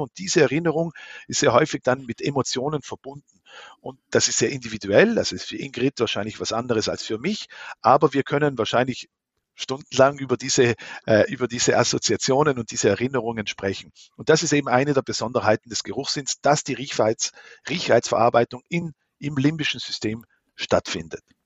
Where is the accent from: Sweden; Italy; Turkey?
Italy; near Merano, South Tyrol, Trentino-Alto Adige; moved away as an adult; also born or lived in Lucerne, Switzerland / Vienna, Austria; Ich bin in Südtirol aufgewachsen. Meine Mutter ist aus der Schweiz, mein Vater ist ein Südtiroler äh, in Meran und neben Meran bin ich aufgewachsen